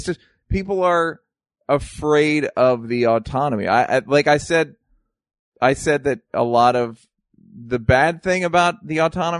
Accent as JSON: {"language": "English", "country": "United States", "said": "as an American."}